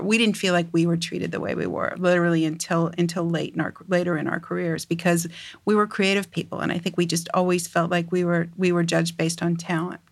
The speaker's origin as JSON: {"language": "English", "town": "St. Louis", "region": "Missouri", "country": "United States", "tie": "born or raised there", "moved": "as an adult", "lives_now": "New York, United States", "said": "I grew up in the Midwest. I grew up in, um, Saint Louis, uh, for many years"}